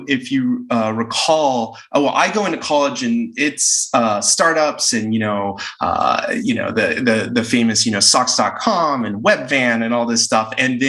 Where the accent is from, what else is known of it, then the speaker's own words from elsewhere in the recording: El Paso, Texas, United States; moved away as an adult; also born or lived in Bay Area, California; I grew up in El Paso, Texas, and came out to the Bay Area to go to college in 99.